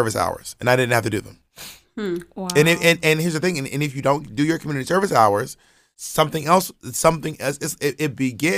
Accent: Atlanta, Georgia, United States; I grew up in Atlanta, in the suburbs of Atlanta.

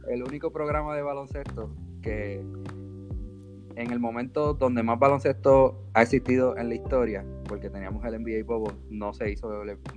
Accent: Bayamón, Puerto Rico; born or raised there

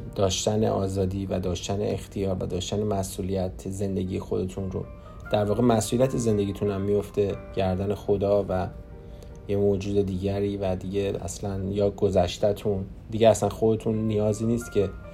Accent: Iran; moved away as an adult; now in Canada; من خودم رو ترکیبی نمیدونم چون من تو ایران بزرگ شدم

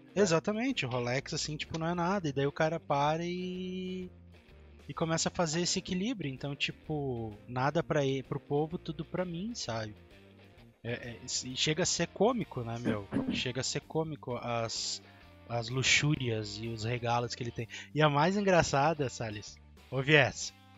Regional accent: Porto Alegre metropolitan region, Rio Grande do Sul, Brazil; nós somos do Rio Grande do Sul, tá? Da região metropolitana de Porto Alegre.

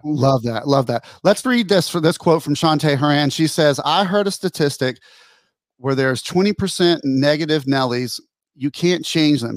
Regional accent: Pensacola, Florida, United States; Colin and I grew up here in Pensacola, Florida

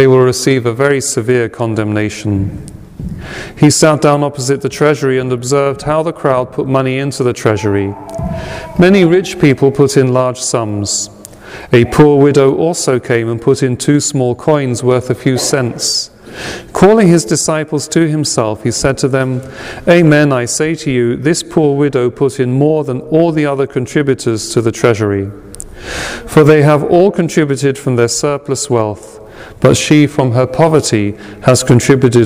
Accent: England, United Kingdom; now in United States; In my home country, it's kept as Remembrance Day today

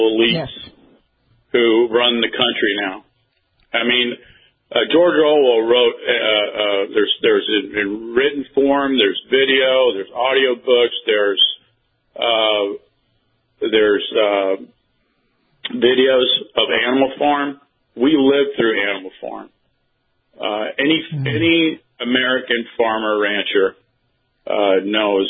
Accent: Cuba; moved away; I was born in Cuba

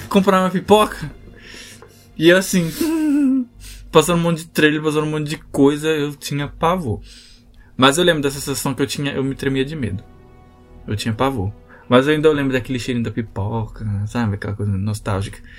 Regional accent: Guarulhos, São Paulo, Brazil; a gente é de Guarulhos

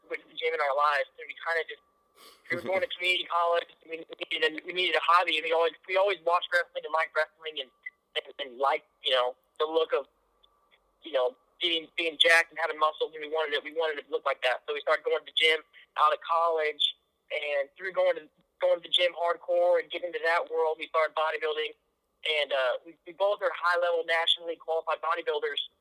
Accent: Kansas City, Missouri, United States; born or raised there

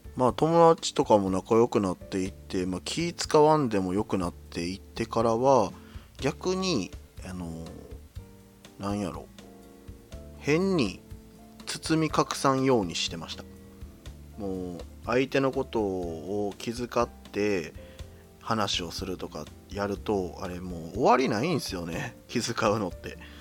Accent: Kyoto, Japan; 私の出身地は京都ですね。

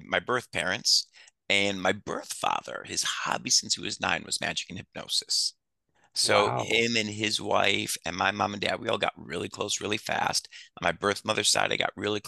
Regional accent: Detroit, Michigan, United States; moved away as an adult; also born or lived in New Orleans; now in Las Vegas, United States; I grew up in Detroit.

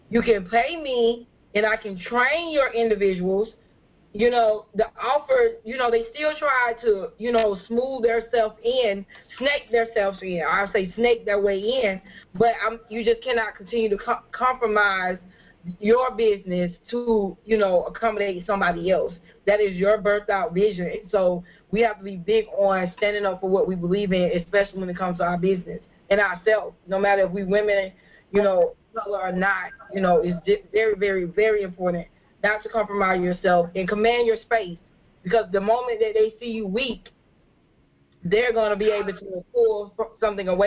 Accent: California, United States; now in Beaufort, United States; I'm not from Beaufort, and so what I do is not really common in the area. Um, so before I got here, I came from California

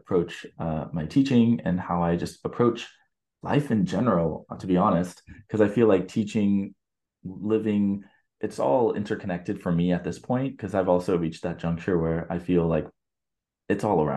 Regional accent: United States; moved away; also born or lived in Brazil; as an American in a predominantly Brazilian, you know, like school

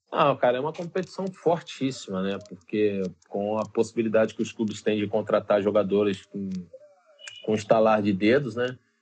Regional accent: Brazil; nós que somos brasileiros

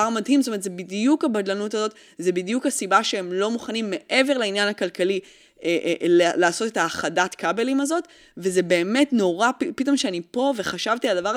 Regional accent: France; אני צרפתי, וכל מה שמשתמע מכך.

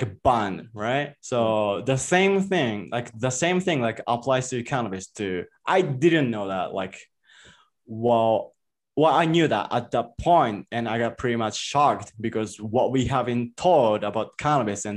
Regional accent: Japan; English is a second language; moved away as an adult; now in Mexico; I was just born and raised in Japan.

